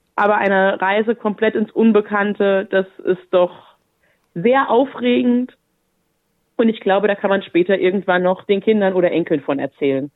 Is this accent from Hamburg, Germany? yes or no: no; Saarland, Germany; moved away as an adult; now in Wolfsburg, Germany; wodurch ich auch meine Heimat, das Saarland äh, im Südwesten Deutschlands verlassen habe und tatsächlich 2016 dann nach Wolfsburg gezogen bin